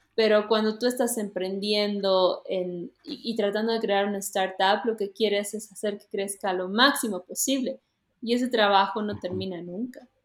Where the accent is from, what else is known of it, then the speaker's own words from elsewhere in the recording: Bolivia; todos somos andinos, ¿no? Hemos nacido en Bolivia